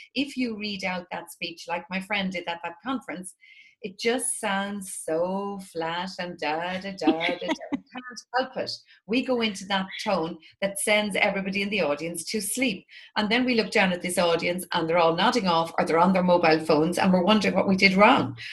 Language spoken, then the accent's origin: English; Drogheda, Leinster, Ireland; my hometown, which is Drogheda in the northeast of Ireland